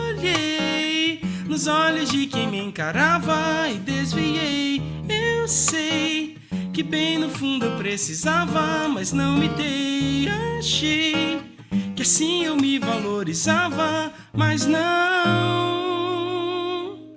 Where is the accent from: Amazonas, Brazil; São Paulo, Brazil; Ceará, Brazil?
Amazonas, Brazil; also born or lived in Paraíba; Mas eu já passei por Rio de Janeiro, é, eu nasci na Paraíba, eu cresci no Amazonas, é, enfim, e mais um monte de outros lugares aí.